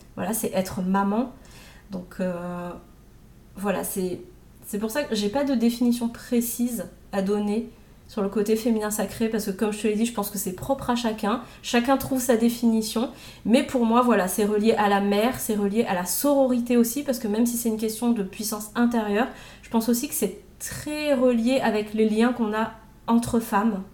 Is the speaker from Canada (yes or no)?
no; Réunion; moved away as an adult; also born or lived in Metropolitan France; now in France; J'étais à l'île de la Réunion jusqu'à mes 26 ans, puisque je suis réunionnaise. Et ça fait 10 ans que je suis en métropole.